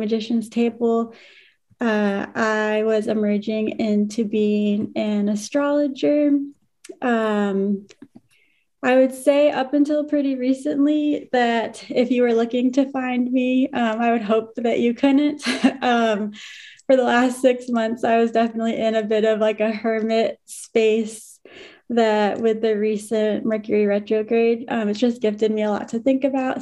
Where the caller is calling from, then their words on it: San Antonio, Texas, United States; calling in from San Antonio, Texas